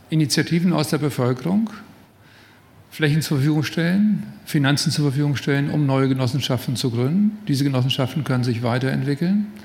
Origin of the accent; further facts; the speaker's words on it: Berlin, Germany; auch in Berlin, wo ich herkomme